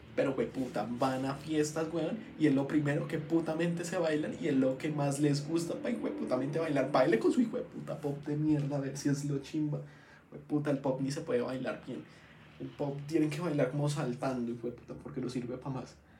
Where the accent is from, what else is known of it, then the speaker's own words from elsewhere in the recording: Bogotá, Colombia; Yo, yo soy rolo completamente